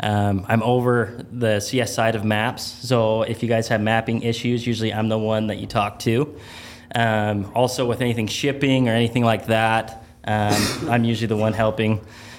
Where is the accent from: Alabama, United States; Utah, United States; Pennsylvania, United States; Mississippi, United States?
Utah, United States; Nephi; Nephi, Utah.